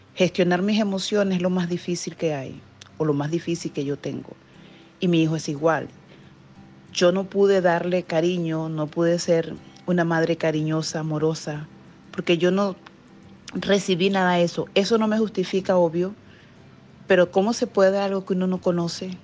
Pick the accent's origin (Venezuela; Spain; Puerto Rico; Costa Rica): Venezuela; moved away as an adult; now in New Jersey, United States; soy venezolana, vivo en New Jersey, Estados Unidos, desde hace casi 13 años